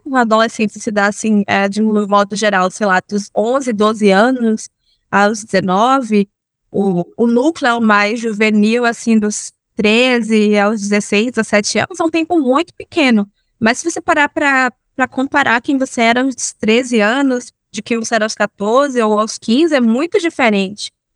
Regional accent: Amélia Rodrigues, Bahia, Brazil; also born or lived in Salvador, Bahia; eu cresci em Amélia Rodrigues

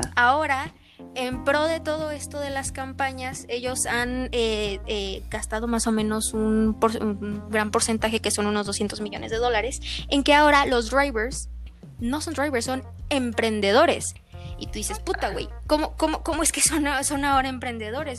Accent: Mexico; nosotros que somos aquí latinoamericanos, que somos en este caso eh, la mayoría mexicanos, mexicanos

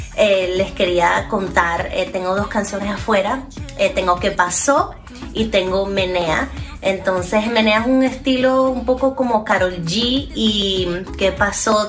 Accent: Venezuela; now in Miami, United States; soy una cantante venezolana de Miami

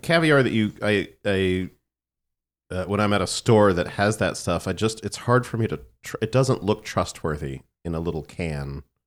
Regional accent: San Antonio, Texas, United States; growing up in San Antonio, it's never that cold

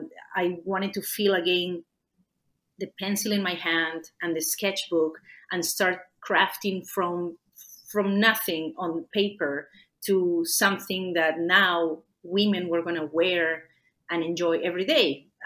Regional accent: Lima, Peru; first language Spanish; English is a second language; moved away as an adult; now in Canada; I left my native Peru. I was born in Lima, Peru

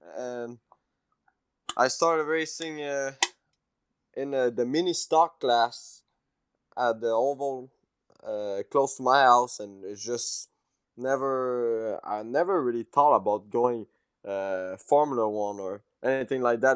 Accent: Quebec, Canada; English is a second language; moved away as an adult; now in Mooresville, United States; me from Quebec

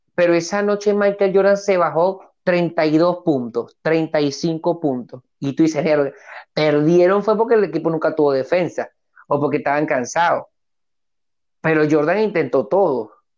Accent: Barquisimeto, Lara, Venezuela; en Barquisimeto, de donde soy oriundo

